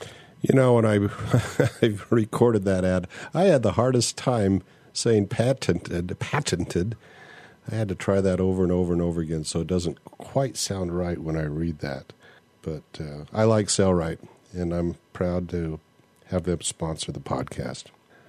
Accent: Turkey; now in San Francisco Bay Area, United States; I'm originally from Turkey and have been living in the San Francisco Bay Area for the last 20 years or so.

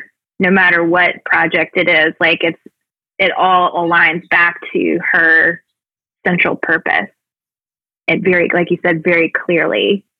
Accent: the South, United States; Growing up in the South, it was always sort of this untalked about, but very present still, energy.

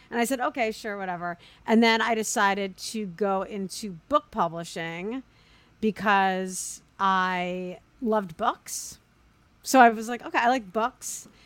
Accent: New York, United States; I'm a New Yorker.

